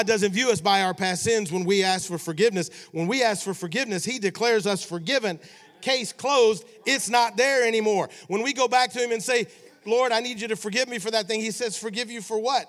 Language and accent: English; Memphis, Tennessee, United States; I grew up in Memphis, Tennessee